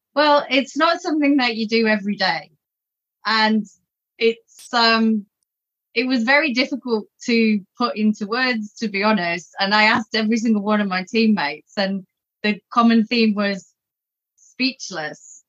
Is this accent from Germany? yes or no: no; England, United Kingdom; moved away as an adult; now in Australia; growing up in England